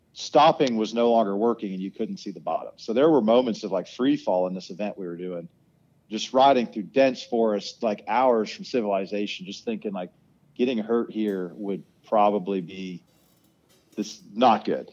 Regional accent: Ohio, United States; I'm from a place called Ohio, and we don't have hills that go like straight up for 10 minutes

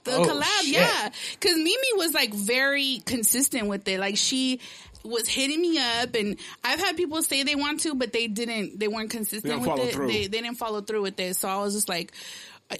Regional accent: Los Angeles, California, United States; I was born in the heart of downtown LA. I was born in the French Hospital. It was in the middle of downtown LA, but they knocked it down. So, like, LA is just, it just runs through my veins

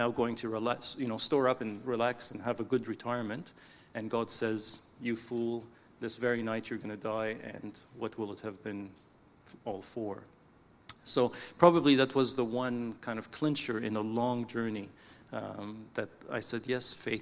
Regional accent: Canada; I was born in Canada to parents who had emigrated from Egypt. So both my parents were Egyptian. So when I first grew up, it was in the Coptic Orthodox Church

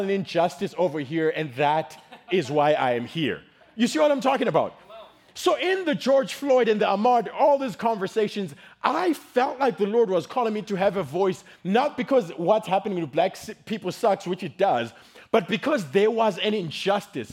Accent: Zimbabwe; now in United States; I am from Zimbabwe. In case you guys notice, you're like, where's that accent from

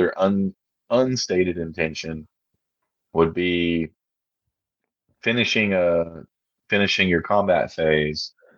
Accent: Arkansas, United States; I'm from Arkansas

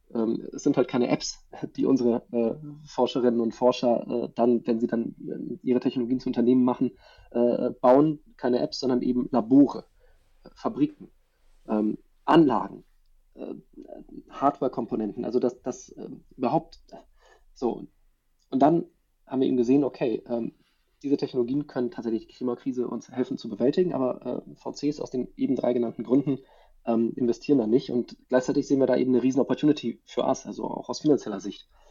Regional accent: Germany; bei uns in Deutschland

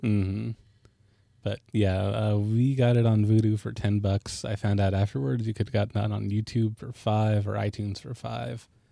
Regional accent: Alaska, United States; I lived in Alaska

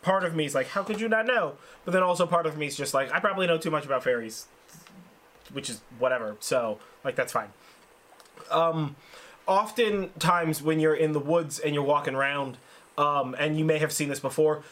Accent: Sonoma, California, United States; I grew up in Sonoma, so I grew up in a, in a significantly more rural

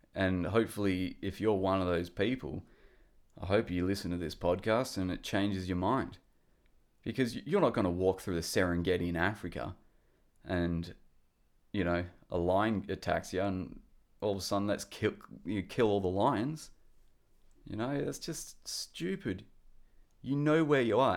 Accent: Perth, Western Australia, Australia; I'm from Perth, which is in Western Australia

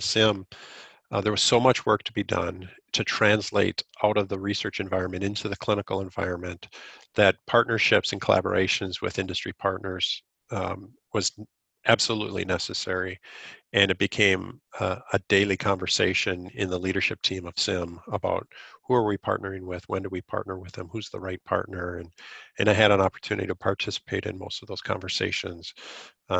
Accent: Stillwater, Minnesota, United States; moved away as an adult; also born or lived in Eau Claire, Wisconsin / Stevens Point, Wisconsin; now in Rochester, United States; I was born in Stillwater, grew up in Stillwater

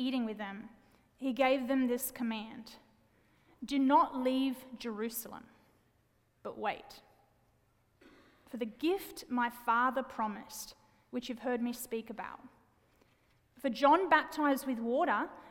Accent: Wollongong, New South Wales, Australia; moved away; I'm a city girl born and raised in Wollongong, Australia, big city in Australia. And I do have an accent, by the way.

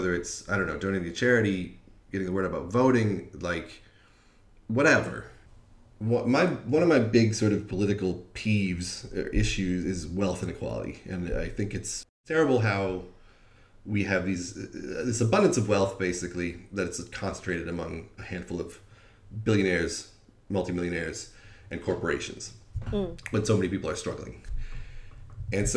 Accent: United States; moved away as an adult; also born or lived in Wisconsin; now in London, United Kingdom; I'm an American

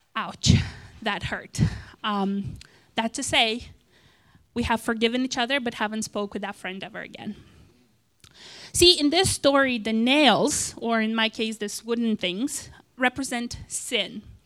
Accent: Moldova; English is a second language; moved away; I was born in, uh, and raised in a country called Moldova, that's in Eastern Europe

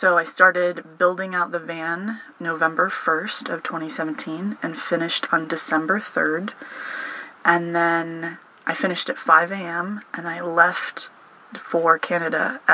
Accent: Palmer, Alaska, United States; I was born and raised in Alaska, specifically Palmer.

